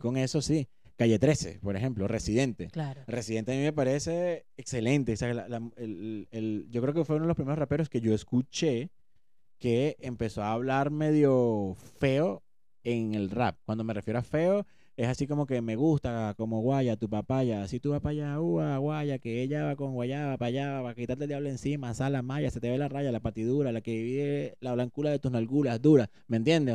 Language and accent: Spanish; Venezuela; nosotros que somos venezolanos